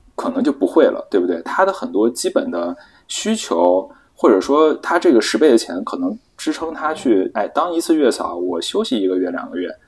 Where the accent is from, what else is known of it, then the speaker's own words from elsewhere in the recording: China; 我们都是中国人